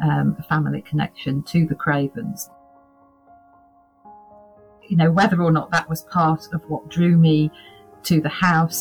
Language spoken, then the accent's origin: English; Yorkshire and the Humber, United Kingdom; I come from Yorkshire